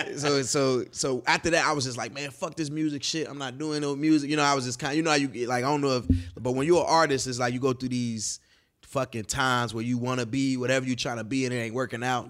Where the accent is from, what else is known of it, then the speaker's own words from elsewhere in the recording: Chicago, Illinois, United States; moved away as an adult; now in Los Angeles, United States; I'm from the West Side